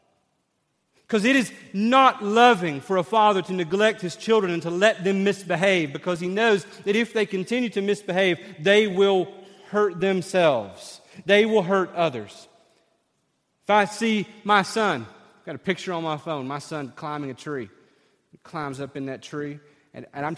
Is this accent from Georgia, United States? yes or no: no; East Tennessee, United States; growing up in East Tennessee